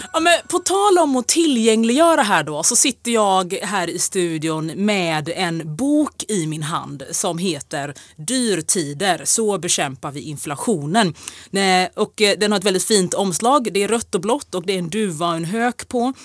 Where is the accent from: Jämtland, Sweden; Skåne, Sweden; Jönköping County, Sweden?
Jönköping County, Sweden; Jönköping; moved away as an adult; now in Stockholm, Sweden; jag är från Jönköping